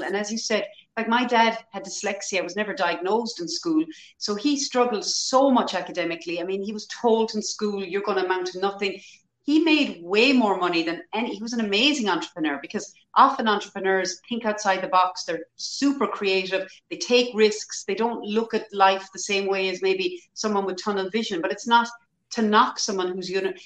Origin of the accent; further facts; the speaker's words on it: Ireland; historically as Irish people, we were always very poor.